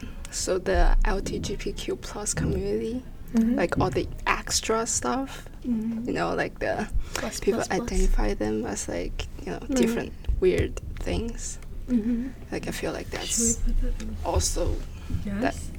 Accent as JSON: {"language": "English", "country": "China", "tie": "born or raised there", "moved": "yes", "said": "I grew up in China"}